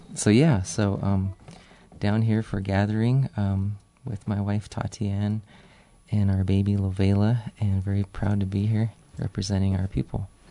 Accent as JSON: {"language": "English", "area": "Pine Ridge Indian Reservation", "region": "South Dakota", "country": "United States", "said": "I'm from the Badlands of South Dakota, uh, Pine Ridge Indian Reservation, Cheyenne Lakota"}